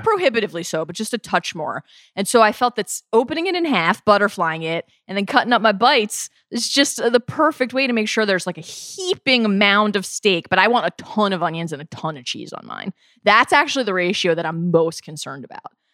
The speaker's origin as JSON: {"language": "English", "region": "Maryland", "country": "United States", "tie": "born or raised there", "said": "Even growing up in the Mid-Atlantic, I grew up in Maryland"}